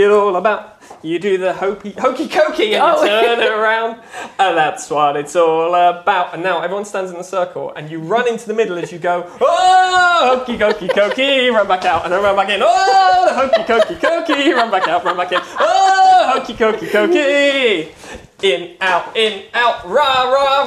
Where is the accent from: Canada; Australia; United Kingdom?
United Kingdom